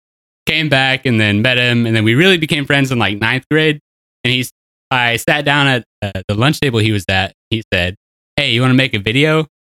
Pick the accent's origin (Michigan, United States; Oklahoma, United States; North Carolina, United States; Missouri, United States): Oklahoma, United States; Coweta; moved away as an adult; also born or lived in Broken Arrow, Oklahoma / Colorado; I'm from Coweta. I lived there until we graduated